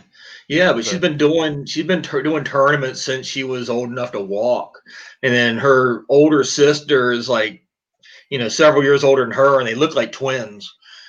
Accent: the South, United States; now in Pennsylvania, United States; but I'm actually from the South, and now I live in Pennsylvania, so I guess I can joke on both.

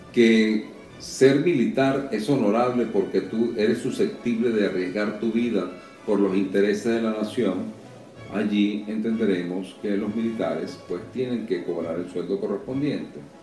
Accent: Caracas, Miranda, Venezuela; moved away as an adult; now in Miami, United States; en Altamira o en Cebucán, donde me crié

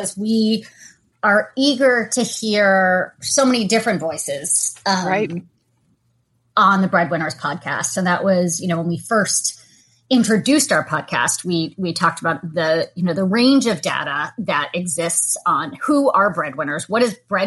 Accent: Lexington, Massachusetts, United States; I grew up in the Boston area

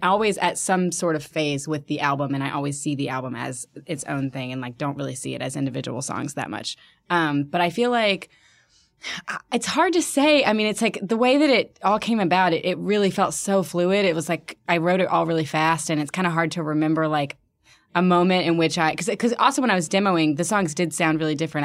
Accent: Birmingham, Alabama, United States; also born or lived in New York; now in Philadelphia, United States; I'm from Birmingham, Alabama, and it, I'm, I'm having that experience now where, like, it has now, like, become kind of like, I mean, not nearly like Philly, but just sort of like a, a, a cool place to be, and people are moving there, and, like, people are making music there and art there, and it's like, it was not that for me growing up

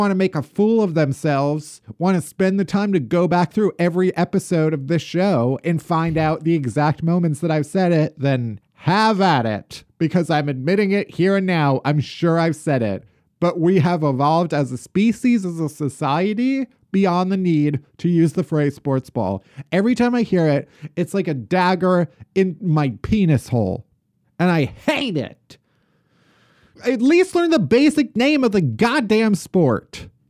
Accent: Chicago, Illinois, United States; And maybe it's because we're from Chicago, the suburbs.

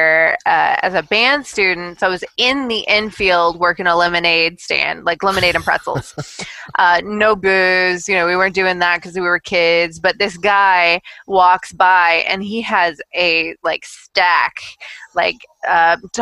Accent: Kentucky, United States; also born or lived in Tennessee; I was born in Tennessee, but we moved up to Kentucky when I was really young

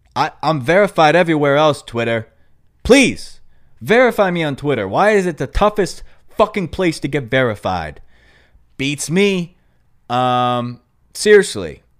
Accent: New York, United States; accent: New York; My New York accent

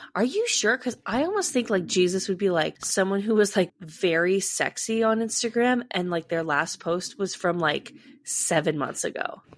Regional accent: California, United States; As a Californian

